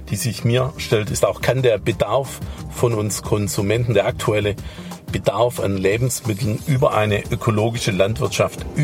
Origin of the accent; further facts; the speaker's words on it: Baden-Württemberg, Germany